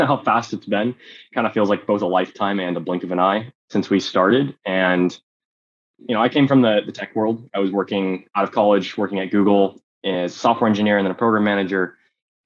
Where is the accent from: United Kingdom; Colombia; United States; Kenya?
United States; South Bay Area, California; I grew up in the Bay Area, in the South Bay Area